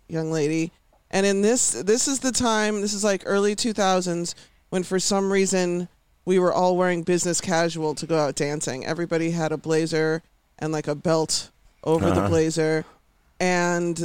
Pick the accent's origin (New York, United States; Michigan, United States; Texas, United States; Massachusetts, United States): Texas, United States; Houston; I'm from Houston.